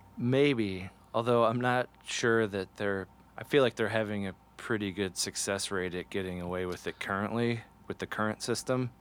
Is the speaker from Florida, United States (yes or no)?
no; Ohio, United States; I grew up in a town that had a college in it, and one of the college colors was orange. So there was a lot of orange around me growing up. And I'm from Ohio